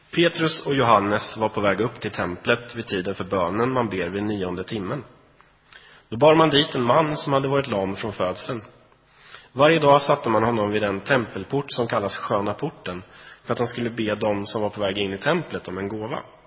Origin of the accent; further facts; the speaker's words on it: Sweden; vi är ju svenskar